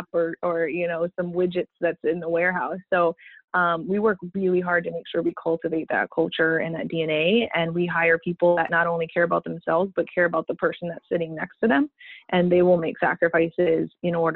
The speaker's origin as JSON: {"language": "English", "region": "Massachusetts", "country": "United States", "said": "I'm from Massachusetts."}